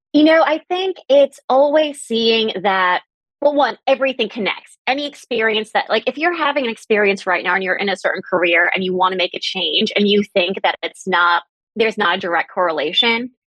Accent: New York City, New York, United States; now in Boston, United States; I grew up in Manhattan and I now live in Boston

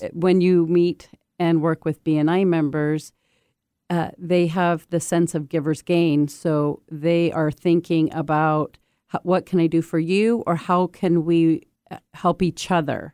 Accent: United States; also born or lived in Japan; I'm an American exchange student

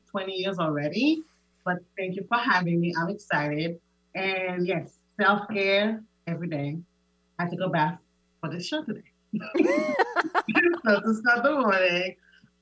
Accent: Haiti; moved away; I am originally from Haiti. I was born and raised

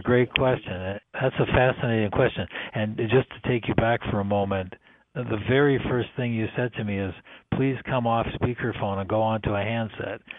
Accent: Canada; moved away as an adult; also born or lived in Toronto / San Francisco; I'm originally Canadian

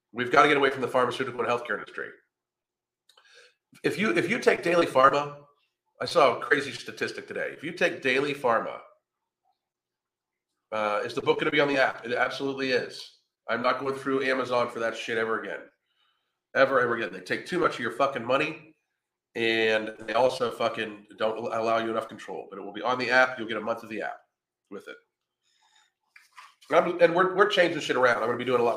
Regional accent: Pennsylvania, United States; now in Florida, United States; I'm from Pennsylvania

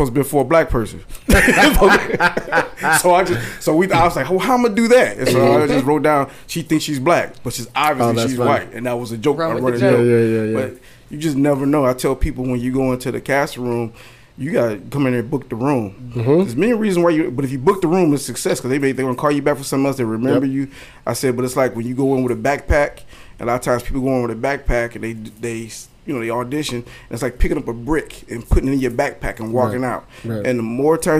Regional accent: Joliet, Illinois, United States; moved away; I was born in Joliet, Illinois. It's like a suburb of Chicago.

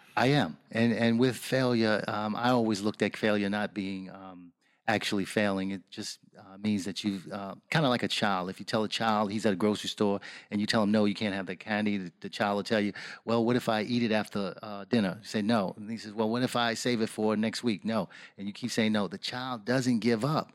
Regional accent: New York City, New York, United States; moved away; also born or lived in Washington, D.C.; I grew up the block from Colin Powell

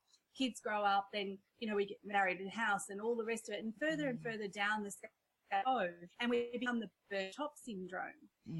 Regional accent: India; born there; accent: Indian; You know, I'm Indian by birth and I've got my whole my childhood story, which again, we won't have time for. But, you know, when I'm on stage and I crack into my Indian accent

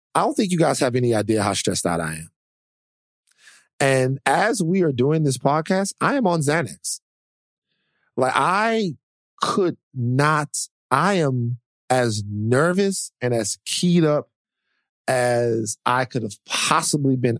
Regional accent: Louisiana, United States; I'm from Louisiana

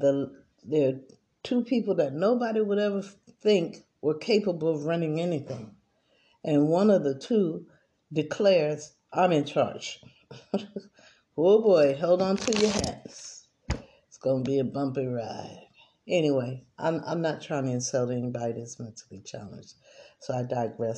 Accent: United States; I grew up in America

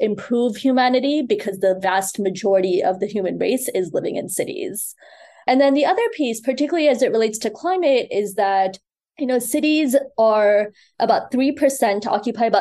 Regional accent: Chicago, Illinois, United States; also born or lived in Mumbai, India; now in New York City, United States; I was born in Mumbai, which is one of the largest cities in the world. You know, grew up in Chicago and now live in New York City

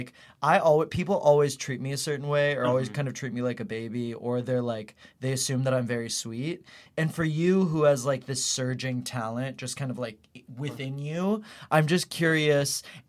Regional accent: Houston, Texas, United States; Houston, Texas.

